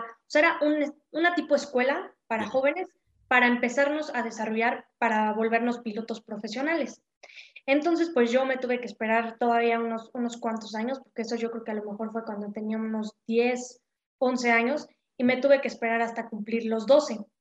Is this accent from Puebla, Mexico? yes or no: yes; Puebla, Mexico; yo soy de aquí de Puebla